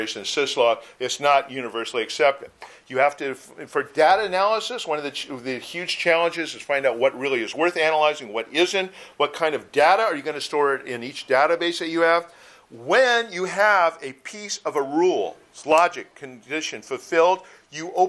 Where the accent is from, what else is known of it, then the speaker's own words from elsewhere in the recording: Chicago, Illinois, United States; now in Southern California, United States; I'm from Chicago originally, so I'm used to it